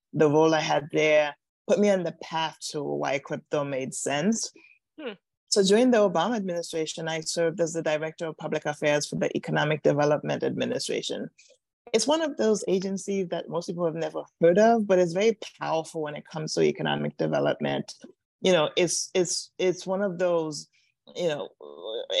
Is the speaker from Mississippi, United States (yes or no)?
no; New York City, New York, United States; moved away as an adult; also born or lived in Washington, District of Columbia, United States; I grew up in New York City, but I actually moved to Washington, DC to go to a grad school at Howard University.